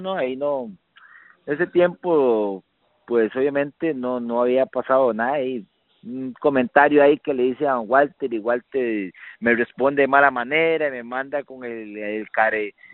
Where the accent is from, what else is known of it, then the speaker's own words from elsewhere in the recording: Costa Rica; yo siento que como buen tico